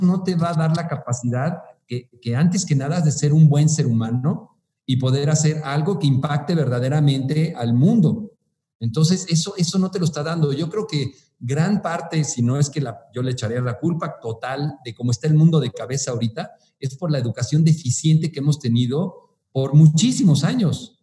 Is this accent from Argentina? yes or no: no; Mexico City, Mexico; moved away as an adult; now in Morelia, Mexico; soy originario de la Ciudad de México